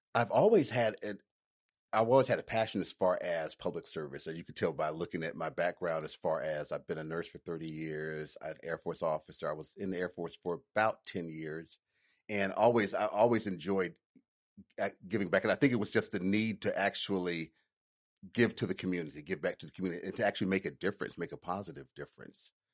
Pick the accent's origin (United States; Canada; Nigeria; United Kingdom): United States; Chattanooga, Tennessee; now in Atlanta, United States; I'm originally from Chattanooga, Tennessee